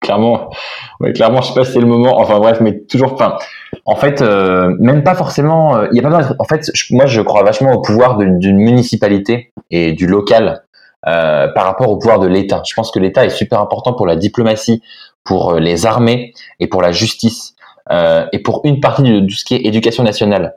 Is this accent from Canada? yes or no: no; Nantes, Pays de la Loire, France; also born or lived in Lille; j'ai grandi en fait à Lille quand j'étais vraiment tout euh, tout gamin et après on a déménagé à Nantes avec mes parents